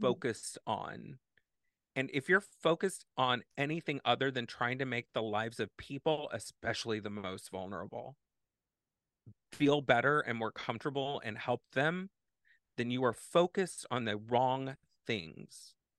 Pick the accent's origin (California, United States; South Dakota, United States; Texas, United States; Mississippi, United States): Texas, United States; now in Madison, United States; I grew up in Texas